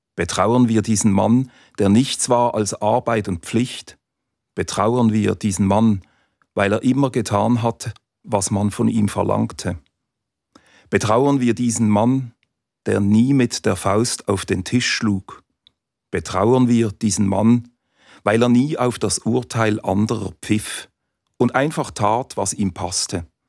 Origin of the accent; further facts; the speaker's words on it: Basel, Basel-Stadt, Switzerland; Als Basler